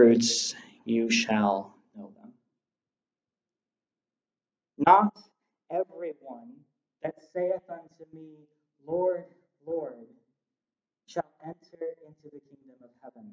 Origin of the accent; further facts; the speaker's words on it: United States; I have a birth certificate showing I was born in America